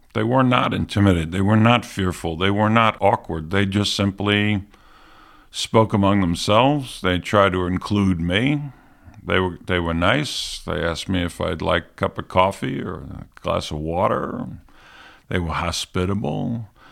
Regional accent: New York City, New York, United States; accent: New York; moved away as an adult; also born or lived in Alabama; I grew up in New York City, fifties and sixties.

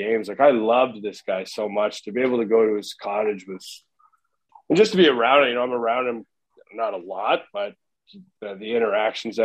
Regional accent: Oakville, Ontario, Canada; I grew up in Oakville.

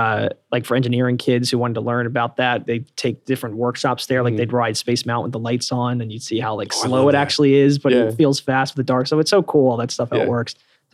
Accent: Bucks County, Pennsylvania, United States; moved away; also born or lived in New Jersey / Los Angeles; I grew up in Bucks County, Pennsylvania, so a suburb of Philadelphia, so not too far away.

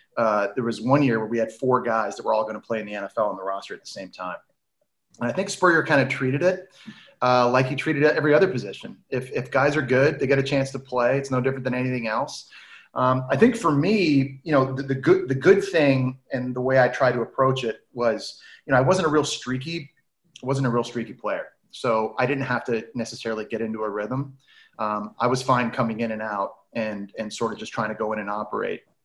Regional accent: Ottawa, Ontario, Canada; now in New York, United States; We we grew up in Ottawa

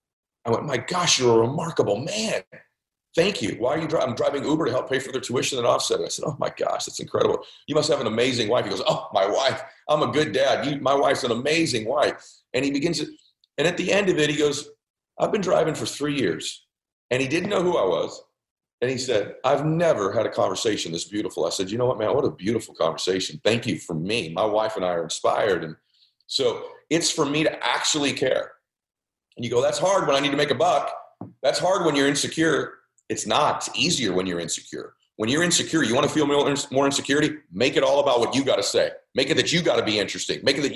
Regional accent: Lebanon; now in United States; I'm in Southern California. I'm from Lebanon. I left there because we had to flee.

